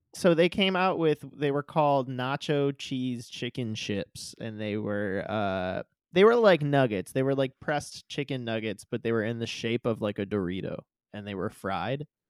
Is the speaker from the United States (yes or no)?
yes; Midwest, United States; also born or lived in southern Indiana; I grew up in the Midwest and I went to school in, in southern Indiana